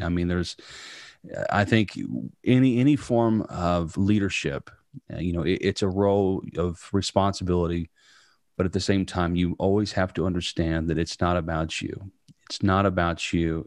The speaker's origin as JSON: {"language": "English", "region": "Southern Indiana", "country": "United States", "tie": "born or raised there", "said": "growing up in Southern Indiana, right out in the middle of a cornfield"}